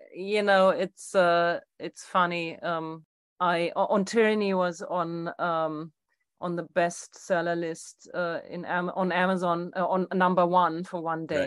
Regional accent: Germany; moved away; my hometown in Germany

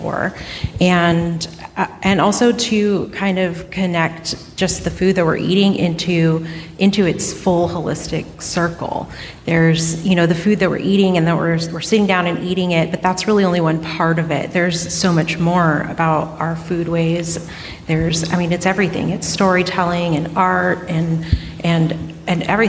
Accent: Hoopa Valley Indian Reservation, California, United States; I grew up in the Hoopa Valley Indian Reservation

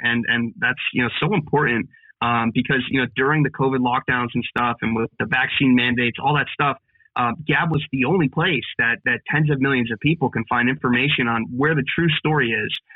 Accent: Pennsylvania, United States; here in Pennsylvania, and that's that's my home state

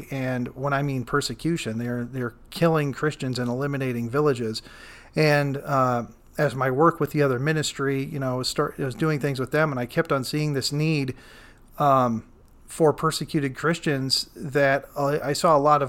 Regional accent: Iowa, United States; You know, we're both from from Iowa

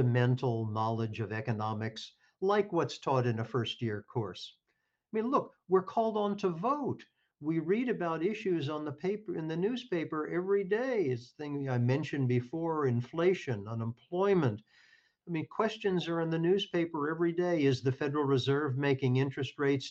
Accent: Kentucky, United States; moved away; I come from Kentucky, and I went to a public high school in Kentucky

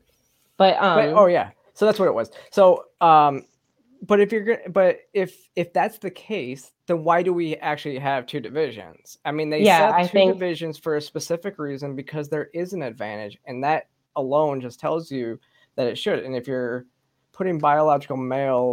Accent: Flint, Michigan, United States; moved away; also born or lived in Georgia; I grew up in Michigan too

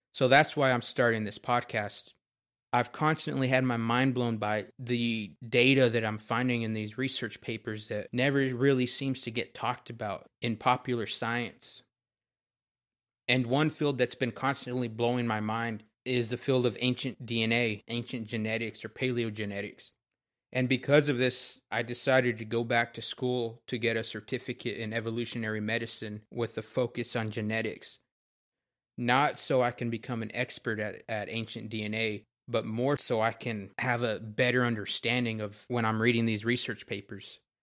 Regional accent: Texas, United States; I was born and raised in Texas.

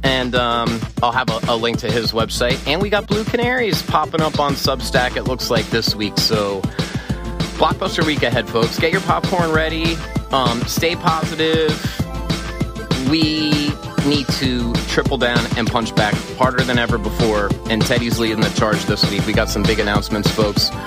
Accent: United States; as an American

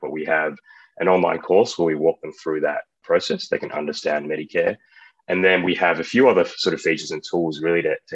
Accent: Australia; moved away; I'm from Australia

